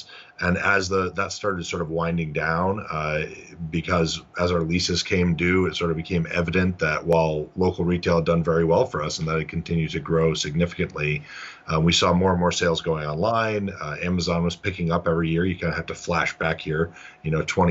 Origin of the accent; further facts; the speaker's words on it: south of Buffalo, Western New York, United States; So like Western New York is where I grew up. So south of Buffalo.